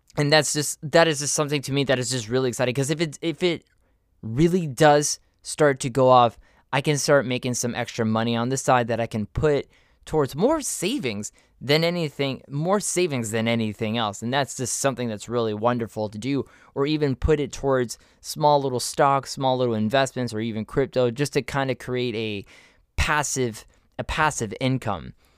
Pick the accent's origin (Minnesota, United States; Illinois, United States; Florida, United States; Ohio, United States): Florida, United States; Miami; also born or lived in Orlando; I moved to from Miami to Orlando, and I went and I did college there